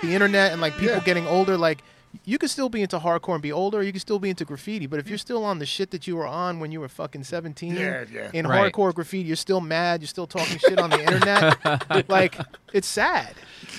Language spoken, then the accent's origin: English; New York City, New York, United States; growing up in Queens.